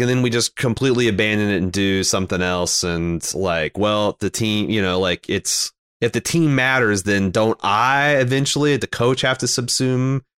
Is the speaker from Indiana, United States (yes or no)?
yes; Mooresville, Indiana, United States; when I was growing up in Mooresville